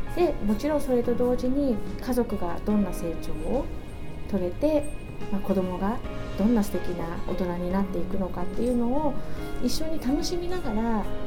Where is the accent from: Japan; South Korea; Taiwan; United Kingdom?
Japan; Sendai, Miyagi; 私もずっと生まれも育ちも桜ヶ丘なんですけれども